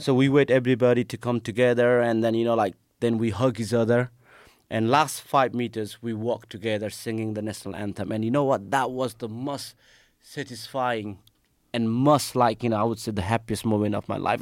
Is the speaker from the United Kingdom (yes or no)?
no; Nepal; moved away; I'm from Nepal.